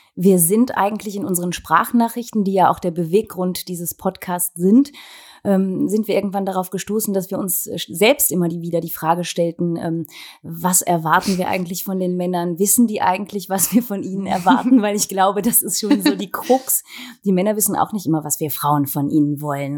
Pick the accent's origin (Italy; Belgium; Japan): Belgium; Wallonia; bei uns in Ostbelgien